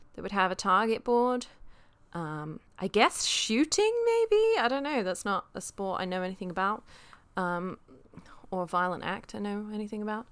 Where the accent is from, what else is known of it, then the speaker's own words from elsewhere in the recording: United Kingdom; moved away; I am British